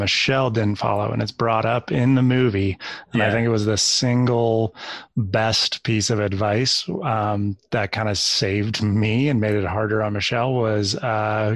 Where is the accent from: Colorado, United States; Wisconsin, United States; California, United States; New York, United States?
California, United States; Santa Cruz; I grew up in Santa Cruz, California